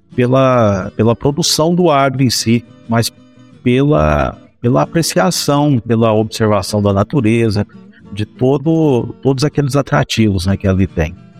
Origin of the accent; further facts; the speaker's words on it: Goiás, Brazil; eu sou goiano original, goianão mesmo e com a goianidade no sangue também